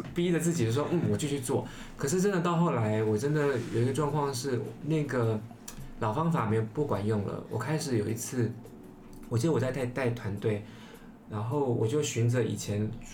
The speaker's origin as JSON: {"language": "Chinese", "country": "Taiwan", "said": "一个是台湾的，就，就我这样"}